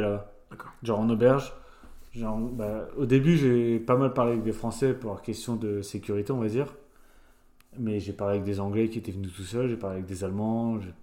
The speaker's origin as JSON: {"language": "French", "country": "France", "moved": "as an adult", "said": "comme moi, j'avais 18 ans, je venais de France, de ma campagne"}